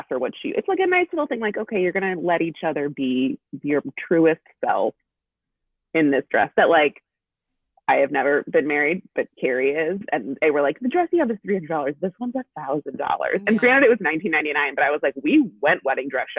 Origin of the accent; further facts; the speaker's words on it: Chicago, Illinois, United States; we're from Chicago. We are not small town people